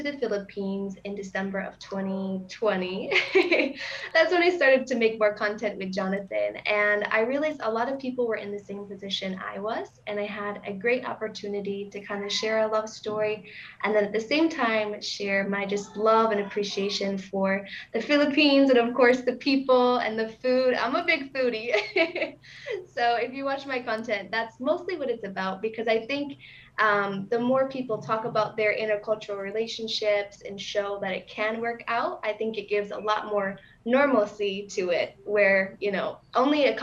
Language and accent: English; Michigan, United States; moved away as an adult; also born or lived in Chicago; I'm from the U.S. I grew up in Michigan and then went to Chicago for college